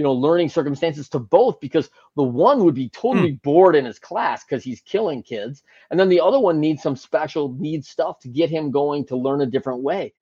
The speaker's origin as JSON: {"language": "English", "region": "Great Lakes", "country": "United States", "tie": "born or raised there", "said": "I grew up in the Great Lakes"}